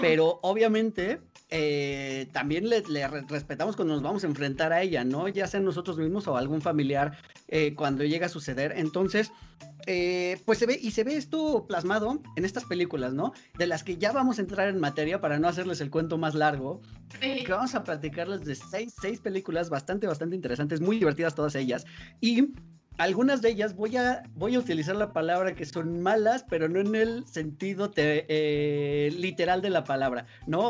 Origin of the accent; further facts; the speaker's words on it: Mexico; como mexicanos